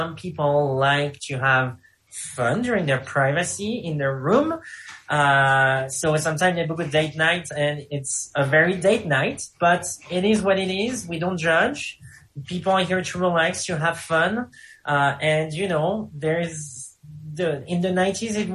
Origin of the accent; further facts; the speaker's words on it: France; accent: French; English is a second language; moved away; with my French accent